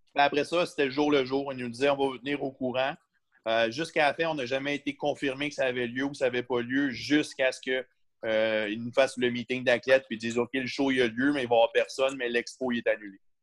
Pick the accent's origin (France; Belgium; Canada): Canada; Je viens du Canada